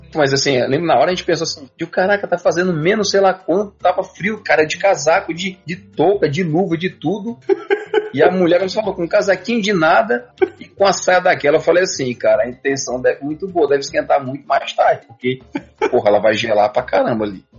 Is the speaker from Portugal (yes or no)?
no; Northeast Region, Brazil; moved away as an adult; a gente veio do Nordeste, eu vim do Nordeste, você em parte também